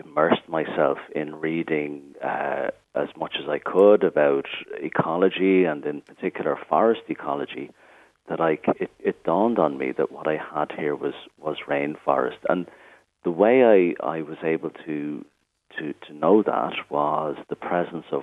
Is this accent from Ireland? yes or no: yes; Dublin, Leinster, Ireland; moved away as an adult; also born or lived in Italy / Beara Peninsula; I'm from Dublin, and I grew up in Dublin